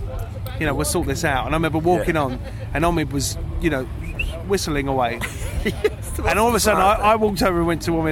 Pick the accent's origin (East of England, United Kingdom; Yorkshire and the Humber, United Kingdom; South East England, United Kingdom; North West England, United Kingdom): East of England, United Kingdom; Southend-on-Sea; I grew up in Southend, which is out on the east coast of the UK, in Essex